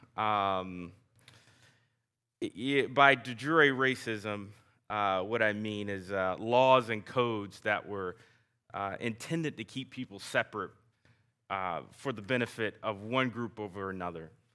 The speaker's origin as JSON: {"language": "English", "area": "the South", "region": "Southern United States", "country": "United States", "accent": "Southern", "said": "my Southern accent"}